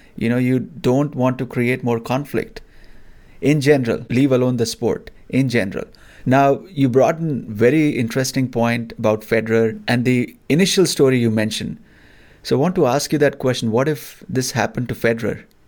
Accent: India; growing up in India

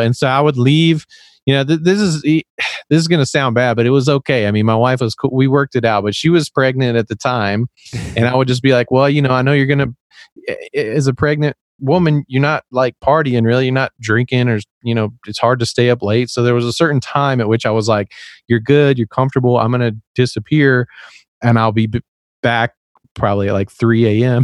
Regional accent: Tennessee, United States; accent: Southern; I was actually raised in the South. I'm from Tennessee, and I don't really have much of an accent, but I, I, it'll come out

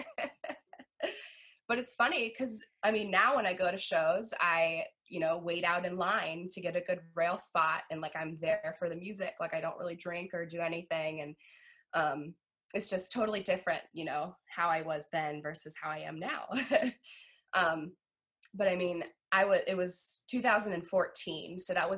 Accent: Virginia, United States; now in West Virginia, United States; So I always say that I'm from Virginia. I grew up in Virginia

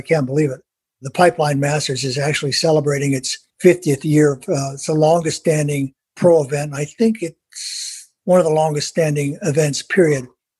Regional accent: Hawaii, United States; I was born and raised in Hawaii in a large Portuguese Catholic family, and my great blessing was growing up at the beach of Waikiki

